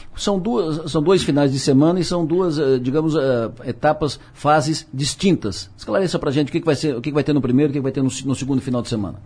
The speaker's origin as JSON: {"language": "Portuguese", "town": "Criciúma", "region": "Santa Catarina", "country": "Brazil", "said": "eu sou de Criciúma"}